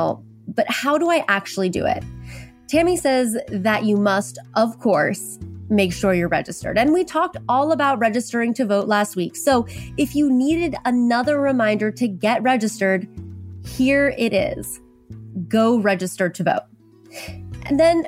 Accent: Oklahoma, United States; I grew up in Oklahoma

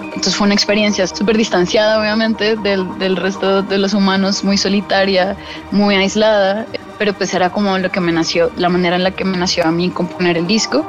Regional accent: Colombia; moved away as an adult; also born or lived in Boston, United States; now in New York, United States; cuando estaba creciendo en Colombia. Yo me fui a vivir a Estados Unidos a, los 19, 18

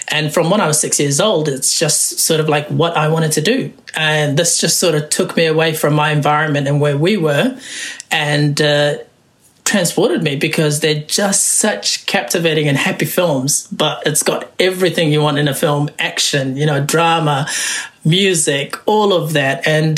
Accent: Wellington, New Zealand; also born or lived in Somalia / Kenya; I'm a filmmaker, originally from Somalia. I grew up in Wellington. Came to New Zealand when I was about 12, so born in Somalia.

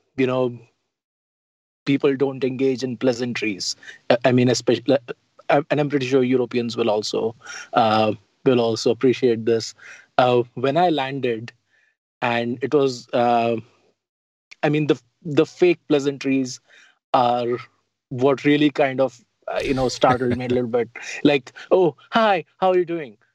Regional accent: Delhi, India; moved away as an adult; also born or lived in Utah; now in United States; I grew up in Old Delhi, which is the walled city

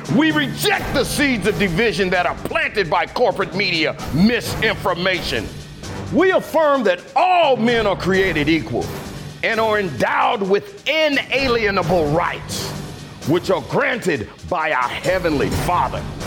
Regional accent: Kansas City, Kansas, United States; I was born in Argentine, Kansas

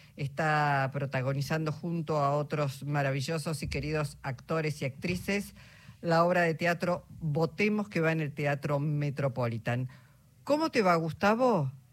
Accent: Argentina; cómo somos los argentinos y las argentinas

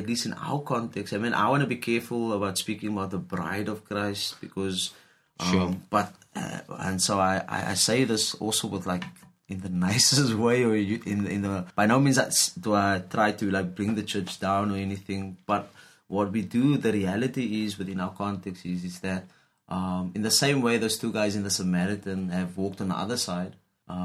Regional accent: Cape Town, Western Cape, South Africa; I'm from the Cape Flats

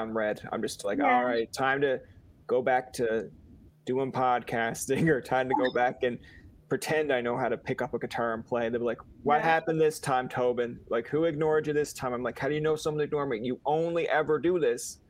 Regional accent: Newfoundland and Labrador, Canada; accent: Newfoundland; moved away; I'm a Newfoundlander. I have an accent.

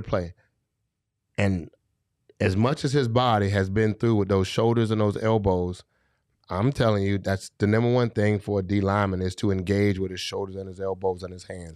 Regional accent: Florida, United States; I'm from Florida.

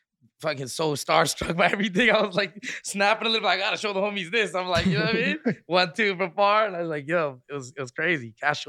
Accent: Rexdale, Ontario, Canada; I'm from Rexdale.

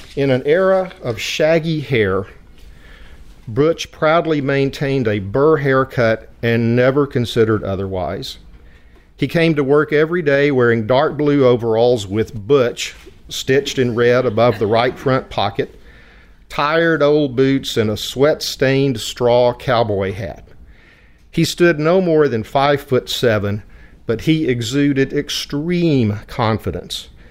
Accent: West Texas, United States; accent: West Texas twang; I was born and raised in an oil field community of white bread, whole milk, Friday night football, and Sunday pot roast. Everyone spoke English with a West Texas twang

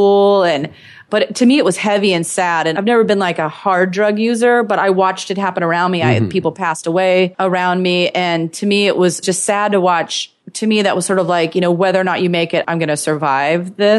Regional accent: Eastern Washington State, United States; moved away; I was from Eastern Washington State.

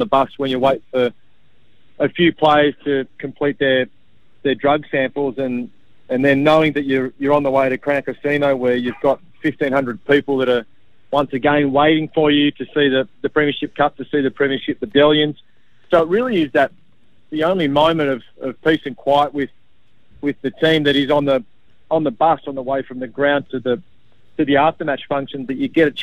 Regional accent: regional Victoria, Australia; little regional Victoria towns that are really resemble where I came from

